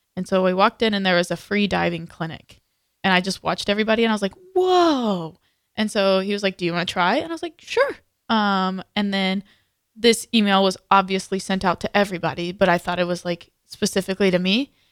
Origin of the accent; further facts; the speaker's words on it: Texas, United States; moved away; I'm from Texas.